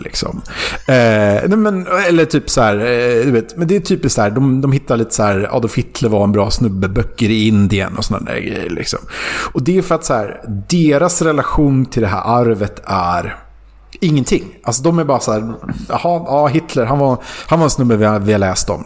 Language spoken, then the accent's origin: Swedish; Sweden; Som svensk